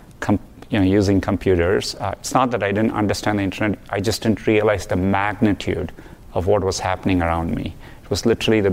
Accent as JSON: {"language": "English", "town": "Chennai", "region": "Tamil Nadu", "country": "India", "tie": "born or raised there", "moved": "as an adult", "lives_now": "United States", "said": "Growing up in Chennai, there was severe water scarcity"}